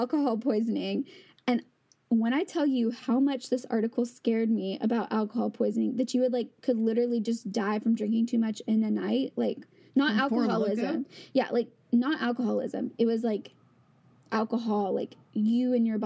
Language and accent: English; Louisiana, United States; born or raised there; moved away; also born or lived in Connecticut